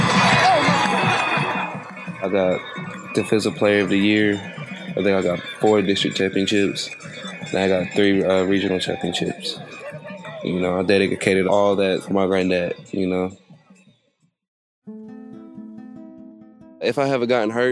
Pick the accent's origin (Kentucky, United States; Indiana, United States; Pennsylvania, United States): Kentucky, United States; Harlan County; accent: country accent; moved away as an adult; I'm from Harlan County, Kentucky.